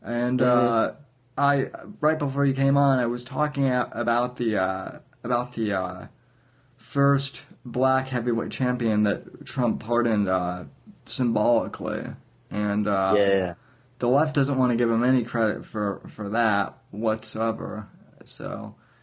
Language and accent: English; Colorado, United States; moved away as an adult; now in Florida, United States; I'm originally from Colorado, born and raised, before I moved out here to Florida